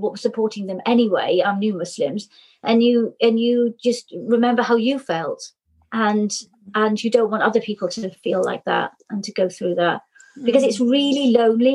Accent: Cornwall, South West England, United Kingdom; now in Cardiff, United Kingdom; I was born in Cornwall, but I've lived in Cardiff since 1990

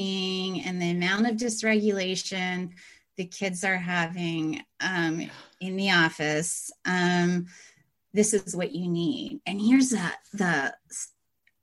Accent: Pennsylvania, United States; moved away as an adult; also born or lived in Midwest; I am from Pennsylvania. So I went to Penn State and Temple, did all my education there.

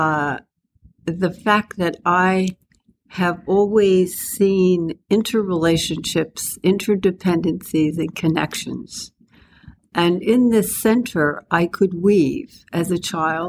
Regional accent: East Meadow, New York, United States; also born or lived in Bronx, New York; I grew up in the Bronx and we moved to Long Island, as many families in New York did

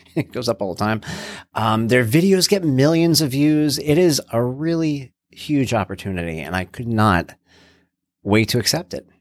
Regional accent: New York, United States; I'm from New York

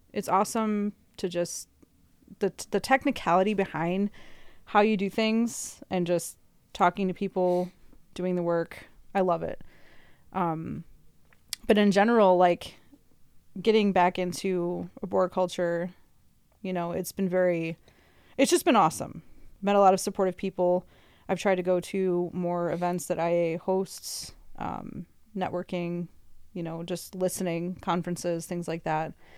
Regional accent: Midwest, United States; moved away; also born or lived in California; me being a Midwesterner

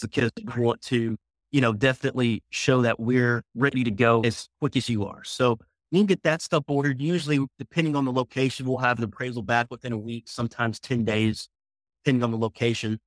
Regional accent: Memphis, Tennessee, United States; now in Frisco, United States; Originally, I'm from Memphis, Tennessee, moved to Dallas, Texas, the Frisco area, kind of north of Dallas um, in 2006

